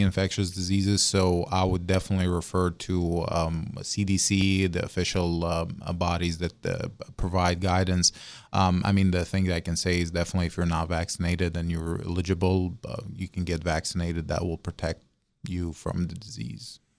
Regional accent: Syria; moved away as an adult; also born or lived in Russia / Baltimore / Mobile / Morgantown; now in West Virginia, United States; I'm a foreign medical graduate, so I'm originally from Syria

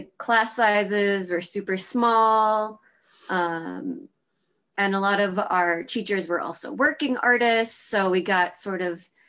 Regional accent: Whitefish Bay, Wisconsin, United States; also born or lived in Milwaukee; I grew up in Whitefish Bay, just 15 minutes north from here.

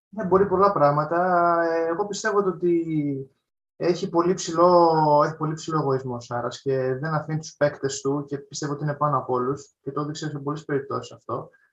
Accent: Patras, Western Greece, Greece; τη πόλη μου που υποστηρίζω από όλων Πάτρα

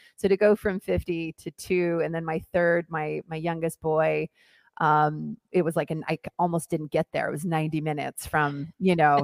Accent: Hillsboro, Oregon, United States; moved away as an adult; also born or lived in Mexico City / New York / Los Angeles; I am originally from Oregon. I grew up on a farm in Hillsboro, Oregon

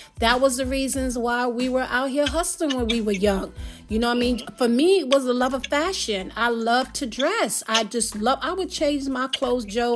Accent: Jamaica; I'm Jamaican

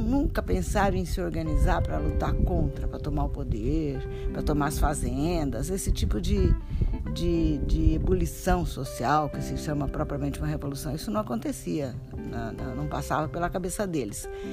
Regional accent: Brazil; cada um de nós como bons brasileiros e bons latino-americanos

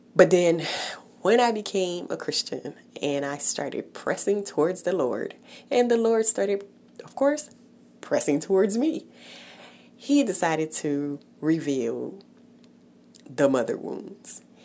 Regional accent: Haiti; moved away; I was born in Haiti, so I remember the neighbors talking about her in the village where I lived

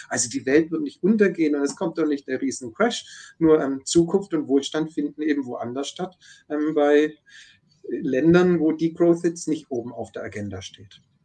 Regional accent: Stuttgart, Baden-Württemberg, Germany; ich komme ja aus dem Großraum Stuttgart

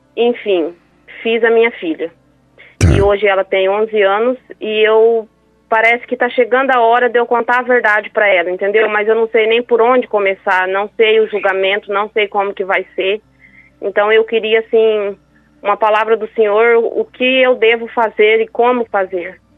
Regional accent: Paraná, Brazil; now in Amambai, Brazil; eu moro hoje em Amambai, mas nós somos do Paraná

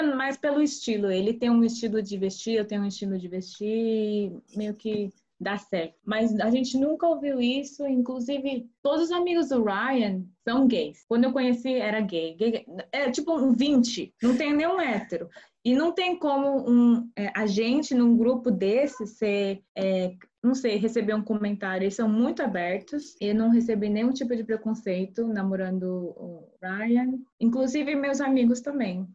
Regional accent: Brazil; now in United States; quando eu cresci no Brasil, a minha comunidade coreana foi por causa da igreja, mas escola eu estudava com brasileiros

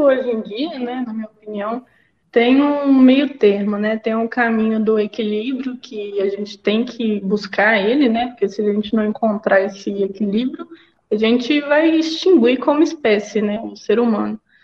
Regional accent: Belo Horizonte, Minas Gerais, Brazil; eu sou mineira de Belo Horizonte

